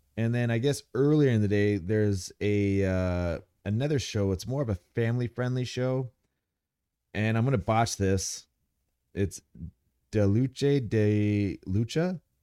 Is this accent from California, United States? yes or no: yes; Ramona, California, United States; I'm from Ramona, Calif-, you know, Ramona. It's, uh, San Diego County